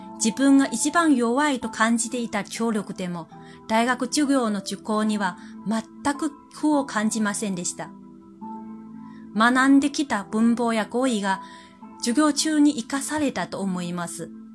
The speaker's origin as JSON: {"language": "Japanese", "country": "China", "second_language": "Japanese", "moved": "as an adult", "lives_now": "Japan", "said": "私は自分が中国人であることはどれだけ助かったのかを身に染みてわかっています"}